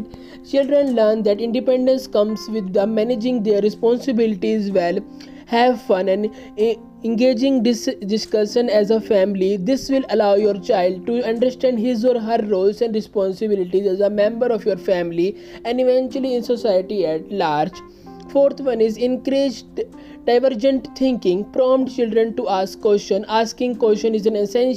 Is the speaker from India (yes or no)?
yes; India; I am from India